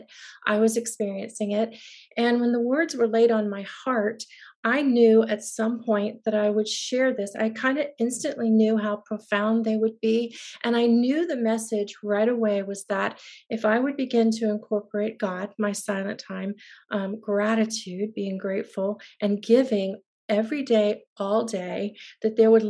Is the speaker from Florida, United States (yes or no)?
yes; Tampa, Florida, United States; moved away as an adult; now in Nashville, United States; I had been, as you said, born and raised in Tampa, and I'd waited quite a while to get to Nashville.